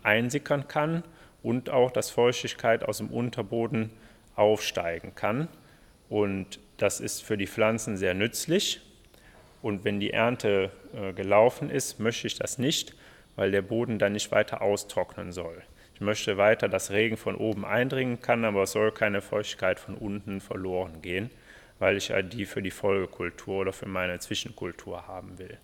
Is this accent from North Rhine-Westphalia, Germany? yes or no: yes; Mönchengladbach, North Rhine-Westphalia, Germany; aufgrund der Nähe zu meiner Heimat Giesenkirchen habe ich das dann hier auch gemacht